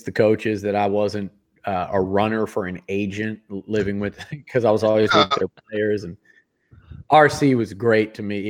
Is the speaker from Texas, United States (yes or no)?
yes; Sugar Land, Texas, United States; also born or lived in Yonkers, New York; I left New York in the rear view when I when I came to Texas because I just I'm Texan and I grew up and just freaking loved it. Sugarland was it was great